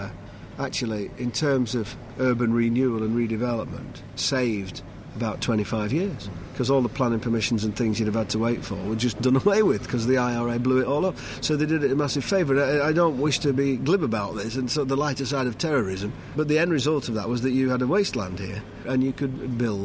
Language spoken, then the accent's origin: English; Bolton, North West England, United Kingdom; now in Manchester, United Kingdom; I grew up in Bolton, only 11 miles away from here.